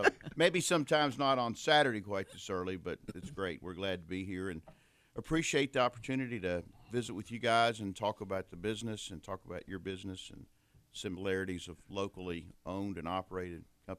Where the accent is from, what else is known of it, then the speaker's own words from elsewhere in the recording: Lexington, Kentucky, United States; Julie and I grew up here in Lexington because I was 3 years old when Mom and Dad bought the business.